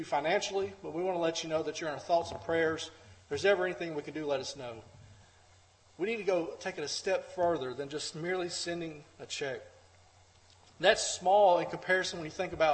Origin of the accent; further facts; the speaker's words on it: United States; We as American Christians